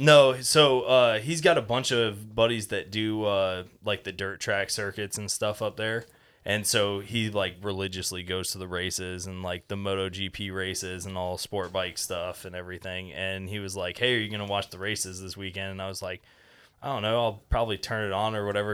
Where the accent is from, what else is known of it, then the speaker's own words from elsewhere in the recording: Fort Walton Beach, Florida, United States; also born or lived in Tampa, Florida; originally I'm from Fort Walton